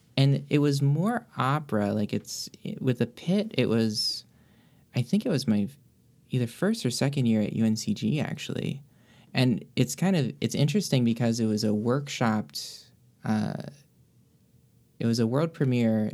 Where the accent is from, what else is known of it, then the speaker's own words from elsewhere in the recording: Greensboro, North Carolina, United States; moved away as an adult; now in Miami, United States; I grew up in Greensboro